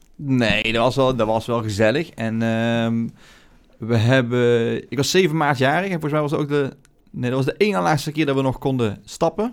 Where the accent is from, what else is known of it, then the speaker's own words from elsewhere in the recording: Netherlands; als Nederlanders